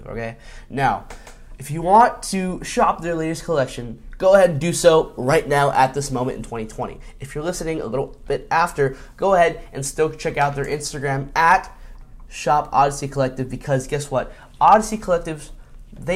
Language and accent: English; Miami, Florida, United States; I'm from Miami. I was in Miami when it happened